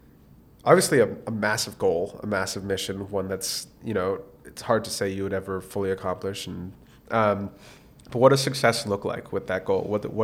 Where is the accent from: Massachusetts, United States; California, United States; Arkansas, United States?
Massachusetts, United States; Boston; Growing up in Roslindale, I would head to the Roslindale branch